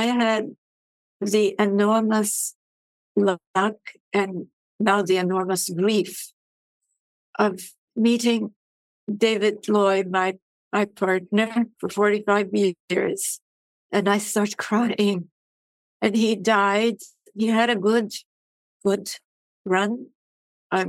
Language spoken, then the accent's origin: English; Havana, Cuba; also born or lived in Vienna, Austria; now in United States; I grew up in Havana, in the industrial slums of Havana